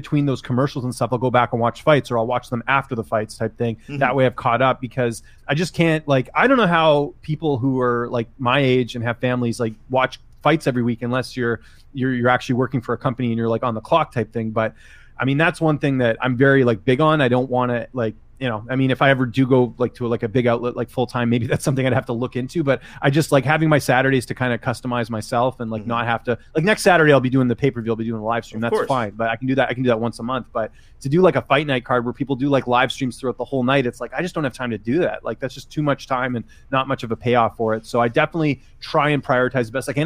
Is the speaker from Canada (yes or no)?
yes; Vancouver, British Columbia, Canada; moved away as an adult; also born or lived in Ottawa / Toronto; I grew up in Vancouver